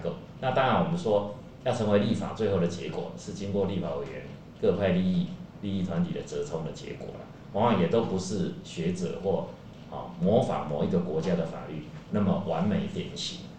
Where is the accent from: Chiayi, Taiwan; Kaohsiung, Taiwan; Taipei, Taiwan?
Chiayi, Taiwan; 我先回到我家乡了，我先到嘉义。